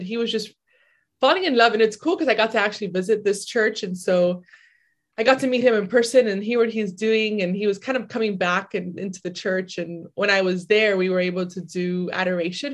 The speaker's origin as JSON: {"language": "English", "country": "Dominican Republic", "said": "I'm from Dominican Republic"}